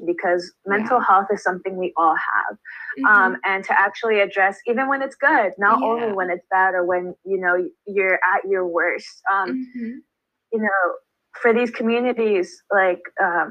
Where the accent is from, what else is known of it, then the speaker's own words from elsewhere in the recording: Baldwin Park, California, United States; my hometown